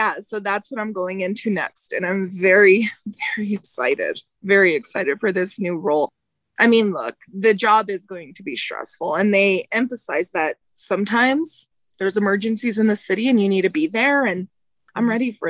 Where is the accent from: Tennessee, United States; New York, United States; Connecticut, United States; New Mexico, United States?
New Mexico, United States; Albuquerque; I had got an internship in my hometown station. It's KOB. They're the NBC station in Albuquerque.